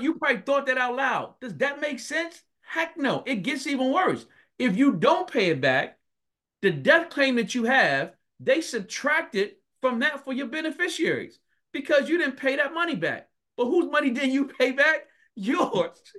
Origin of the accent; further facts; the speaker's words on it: Philadelphia, Pennsylvania, United States; I grew up born and raised in North Philadelphia.